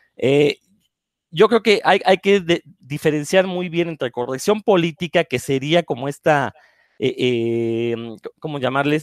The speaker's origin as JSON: {"language": "Spanish", "country": "Mexico", "said": "los mexicanos"}